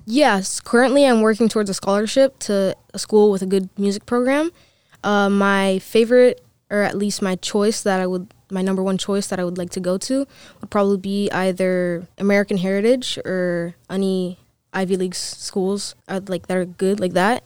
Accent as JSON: {"language": "English", "country": "Dominican Republic", "said": "I'm from Dominican Republic."}